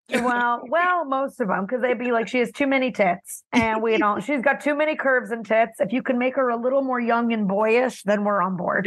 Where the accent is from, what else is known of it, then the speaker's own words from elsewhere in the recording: Miami, Florida, United States; also born or lived in New Jersey; I grew up in West Kendall, Miami, Florida. I was born in New Jersey